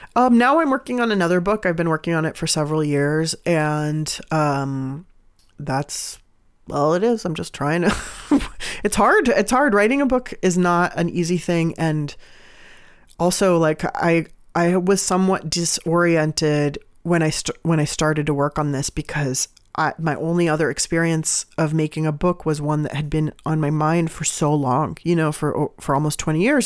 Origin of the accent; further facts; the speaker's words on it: San Diego, California, United States; also born or lived in Iran (family); now in Oakland, United States; I'm from San Diego, so I grew up going to Mexico a lot.